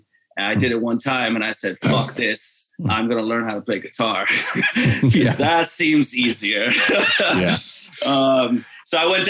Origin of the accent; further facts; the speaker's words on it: New York City, New York, United States; also born or lived in Ridgewood, Queens; I was born in the Bronx and raised uptown. And I grew up in a very folkloric family from Dominican Republic.